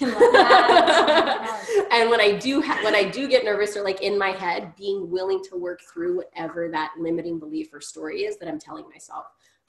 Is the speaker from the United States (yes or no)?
yes; Grand Prairie, Texas, United States; as a young woman of color growing up in Grand Prairie, I still deserved good education without harassment.